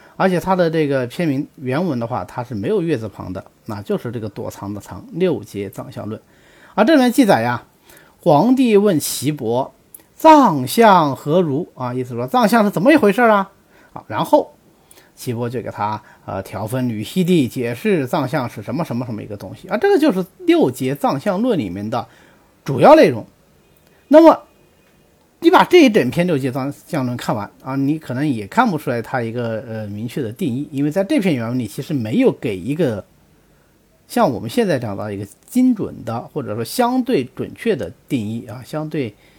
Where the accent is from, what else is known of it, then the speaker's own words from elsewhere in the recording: China; 我们中国人多先进